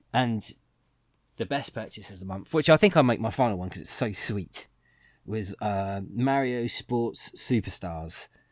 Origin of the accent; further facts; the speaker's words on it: England, United Kingdom; we're English